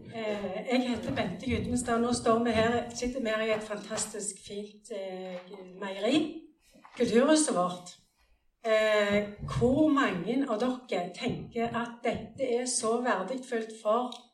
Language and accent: Norwegian; Mosterøy, Rogaland, Norway; Jeg eh, er fra Mosterøy, jeg er født på Mosterøy